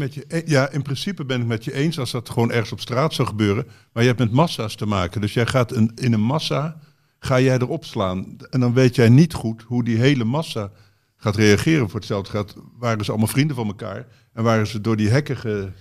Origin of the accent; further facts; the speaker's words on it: Zaltbommel, Gelderland, Netherlands; moved away; Bommel waar ik vandaan kom